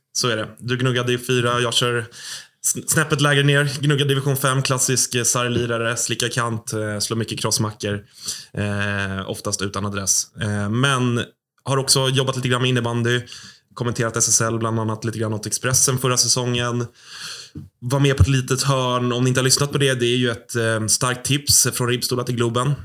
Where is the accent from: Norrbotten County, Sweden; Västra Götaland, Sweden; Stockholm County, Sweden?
Stockholm County, Sweden; Stockholm; vi är båda födda och uppvuxna i Stockholm